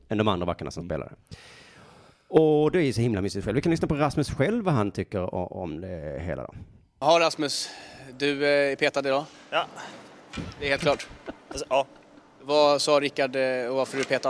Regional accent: Sweden

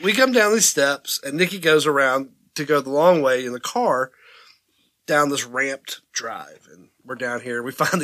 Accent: Georgia, United States; I'm from Georgia. I'm used to some humidity

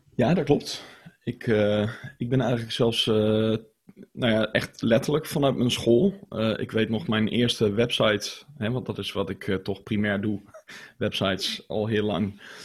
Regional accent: Zutphen, Gelderland, Netherlands; ik heb de vrije school gedaan in, eh, in Zutphen, waar ik ben opgegroeid.

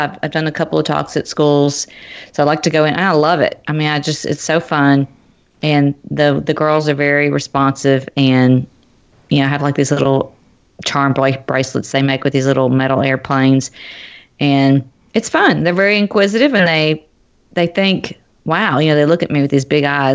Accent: Nashville, Tennessee, United States; now in Cincinnati, United States; I live in Cincinnati, but my family lives in Nashville. I'm from Nashville

